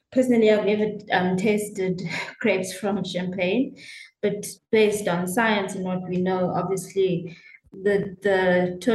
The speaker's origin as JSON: {"language": "English", "country": "South Africa", "said": "I am a South African classic winemaker."}